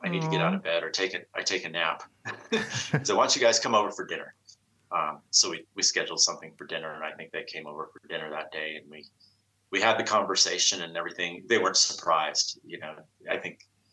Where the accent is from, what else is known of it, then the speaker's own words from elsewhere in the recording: Bay Area, California, United States; I grew up in the Bay Area, so I'm a Bay Area native